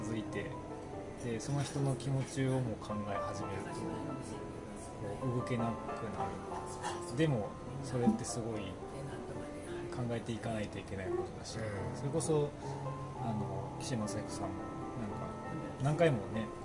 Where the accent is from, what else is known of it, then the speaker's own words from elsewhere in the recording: Kyoto, Japan; now in Takayama, Japan; 京都人としての視点と高山に住んでるものとしての視点